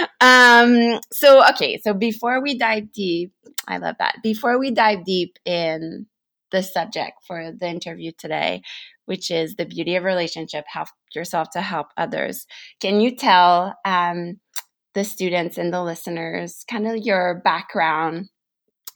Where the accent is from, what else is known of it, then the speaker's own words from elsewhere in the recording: La Beauce, Quebec, Canada; I grew up in this